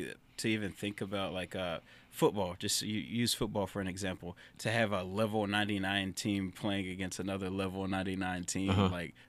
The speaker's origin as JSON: {"language": "English", "town": "Orange", "region": "Texas", "country": "United States", "tie": "born or raised there", "lives_now": "Groves, United States", "said": "So I'm from Orange. I'm from, grew up, born and raised in Orange, went to Little Cypress. At 17, 18, I just ran off to Houston."}